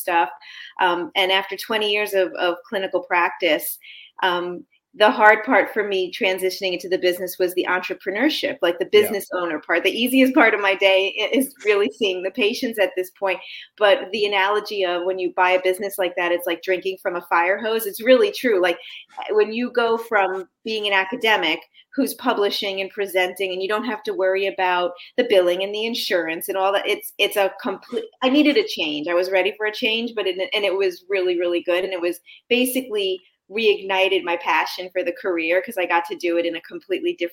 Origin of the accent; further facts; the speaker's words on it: New York, United States; moved away as an adult; also born or lived in Birmingham, Alabama / Davie, Florida; now in Florida, United States; I grew up in New York.